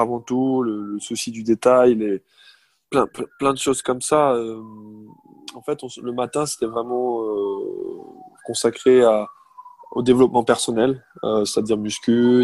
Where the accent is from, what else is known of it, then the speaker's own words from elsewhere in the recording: Alsace, Grand Est, France; moi je suis d'Alsace